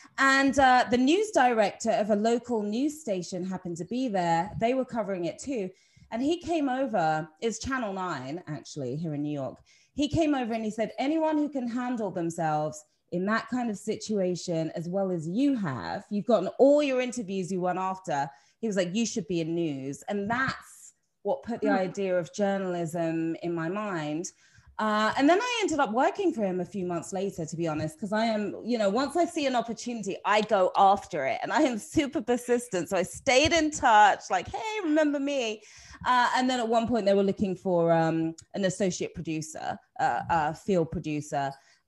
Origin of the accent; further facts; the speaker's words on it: Watford, East of England, United Kingdom; When I was growing up in Watford, which is where I'm from originally, it was actually quite a racist time and quite a racist place.